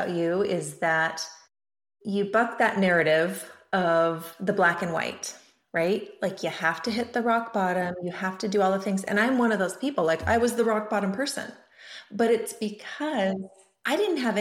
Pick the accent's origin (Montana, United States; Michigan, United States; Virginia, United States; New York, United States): Montana, United States; also born or lived in California; now in Oregon, United States; I grew up in Montana